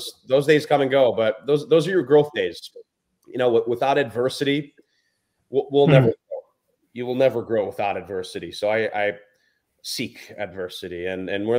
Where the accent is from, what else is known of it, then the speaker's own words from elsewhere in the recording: Chicago, Illinois, United States; I'm from Chicago.